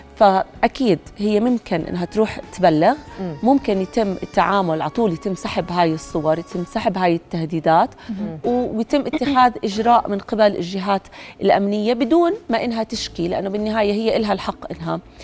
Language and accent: Arabic; Jordan; عندنا بالاردن